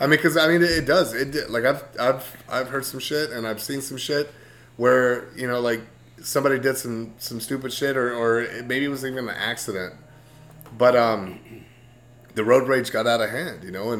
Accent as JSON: {"language": "English", "region": "Texas", "country": "United States", "also_born_or_lived": "Dallas-Fort Worth, Texas", "moved": "yes", "said": "I come from Texas"}